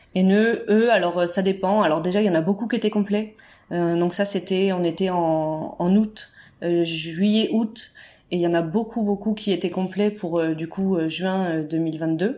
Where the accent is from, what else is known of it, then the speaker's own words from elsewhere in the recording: Berry, Centre-Val de Loire, France; on est originaire du centre de la France